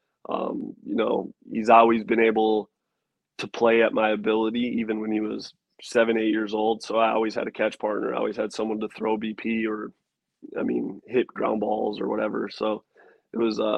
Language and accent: English; West Fargo, North Dakota, United States; moved away as an adult; growing up in North Dakota.